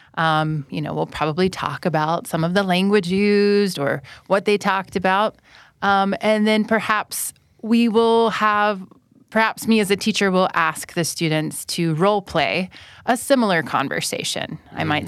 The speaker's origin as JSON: {"language": "English", "country": "United States", "first_language": "English", "moved": "as an adult", "lives_now": "Thailand", "said": "I'm from the United States"}